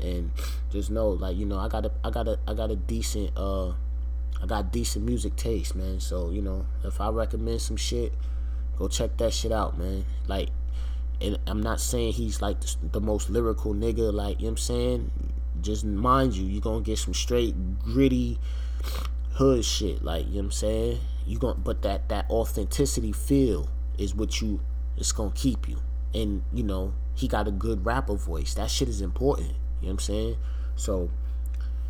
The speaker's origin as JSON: {"language": "English", "region": "New York", "country": "United States", "said": "I'm from New York"}